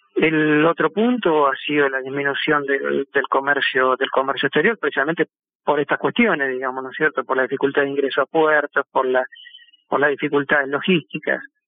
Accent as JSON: {"language": "Spanish", "country": "Argentina"}